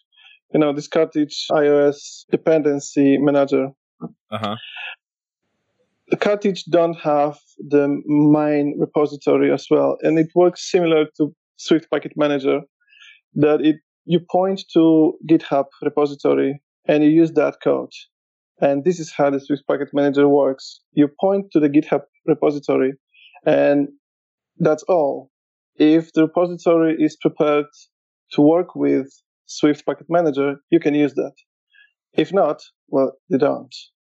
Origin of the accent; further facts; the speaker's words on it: Warsaw, Masovian Voivodeship, Poland; Yeah, so I'm from Poland, Warsaw.